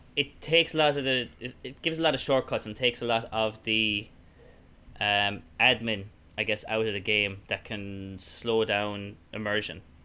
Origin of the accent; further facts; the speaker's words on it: Ireland; accent: Irish; more Irish up my accent